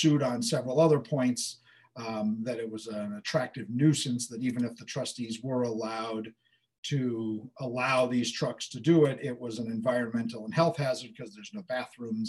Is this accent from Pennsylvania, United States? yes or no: no; Southampton, New York, United States; I'm from Southampton, and when I bought a house on Gardner Avenue, I got bub street cred, but I am still not a bub